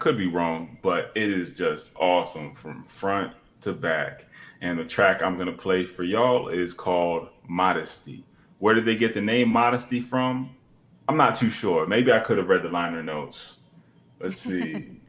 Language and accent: English; Lancaster, Pennsylvania, United States; moved away; I actually found this at a record store in my hometown